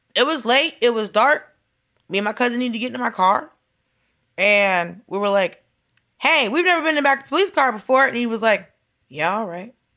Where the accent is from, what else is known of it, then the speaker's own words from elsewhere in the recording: Atlanta, Georgia, United States; I grew up in Atlanta